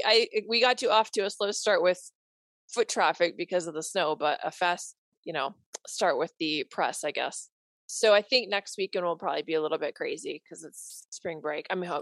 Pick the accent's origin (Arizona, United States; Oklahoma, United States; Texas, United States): Arizona, United States; Williams; my hometown of Williams, Arizona.